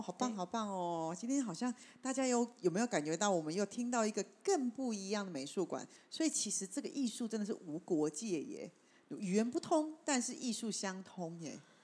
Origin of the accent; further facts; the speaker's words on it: Taipei, Taiwan; 因为我住台北嘛